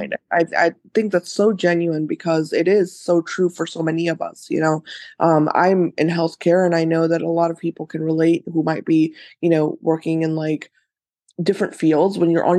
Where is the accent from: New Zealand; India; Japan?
India; Obviously I'm Indian, so I grew mm-hmm. up with Ayurveda everywhere around me.